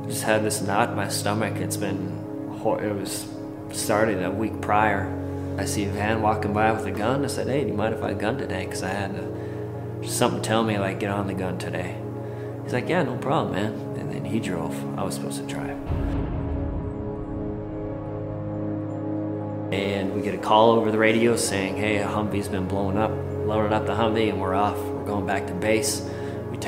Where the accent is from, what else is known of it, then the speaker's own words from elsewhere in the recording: Grand Forks, North Dakota, United States; I grew up in Grand Forks, North Dakota